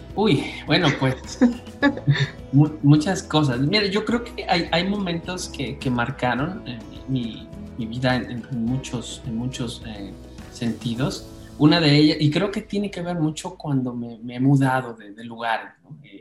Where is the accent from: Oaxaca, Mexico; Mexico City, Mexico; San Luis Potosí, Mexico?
Oaxaca, Mexico; also born or lived in Canada; Soy originario de Oaxaca